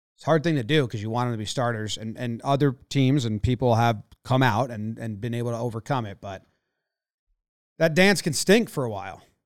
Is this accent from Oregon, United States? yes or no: no; Connecticut, United States; we grew up in Connecticut